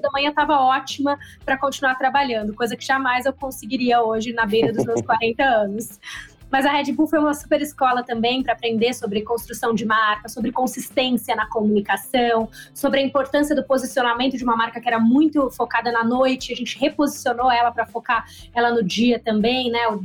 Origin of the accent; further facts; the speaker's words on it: Campinas, São Paulo, Brazil; moved away as an adult; also born or lived in Rio de Janeiro; Eu nasci em Gambinas, interior de São Paulo